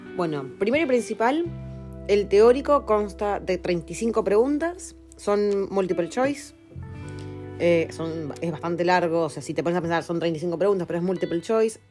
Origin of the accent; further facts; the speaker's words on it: Argentina; now in New Zealand; De Argentina.